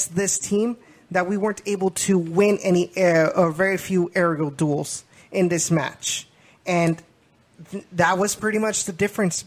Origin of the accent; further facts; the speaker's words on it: Memorial, Texas, United States; I was from Memorial as well